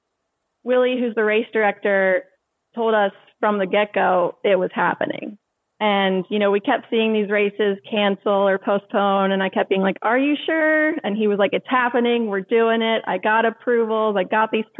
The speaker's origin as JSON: {"language": "English", "region": "Maryland", "country": "United States", "also_born_or_lived": "Charleston, South Carolina", "said": "I went to college, Charleston, South Carolina. But I was from Maryland. I ended up moving back here in 2012."}